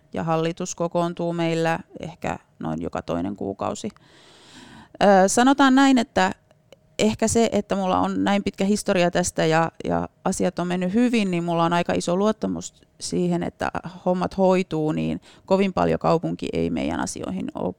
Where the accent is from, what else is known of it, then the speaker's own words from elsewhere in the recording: Kainuu, Finland; moved away as an adult; also born or lived in Kajaani, Finland; now in Oulu, Finland; olen kainuulainen. Olen oikein tuolta oikein itärajalta kotoisin, että on asunut lapsuuden siellä rajavartioasemalla